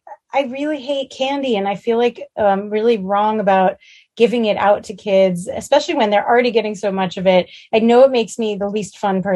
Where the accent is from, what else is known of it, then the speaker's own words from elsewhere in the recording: New York City, New York, United States; Growing up in Manhattan